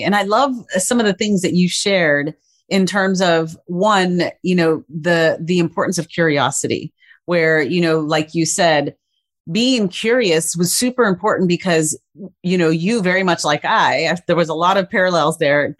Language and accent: English; West Texas, United States; I grew up in West Texas where, you know, petroleum engineering was the thing.